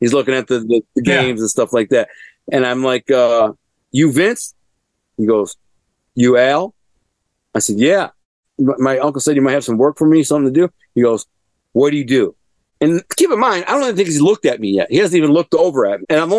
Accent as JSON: {"language": "English", "town": "Detroit", "region": "Michigan", "country": "United States", "said": "And I introduce myself to like, what's up? And I tell them, well, I'm from Detroit."}